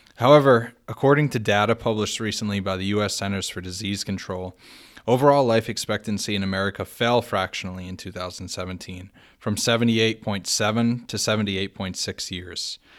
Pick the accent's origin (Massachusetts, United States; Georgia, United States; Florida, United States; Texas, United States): Massachusetts, United States; Fall River; my hometown of Fall River, Massachusetts